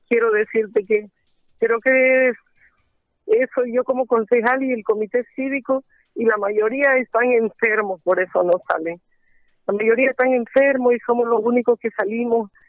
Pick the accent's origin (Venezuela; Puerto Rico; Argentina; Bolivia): Bolivia; San Ramón, Beni; mi pueblo